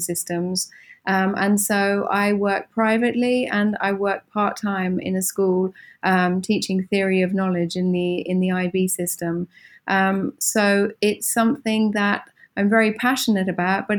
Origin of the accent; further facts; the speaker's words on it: Suffolk, East of England, United Kingdom; now in Milan, Italy; I grew up in England, in a county called Suffolk, not far from the East Coast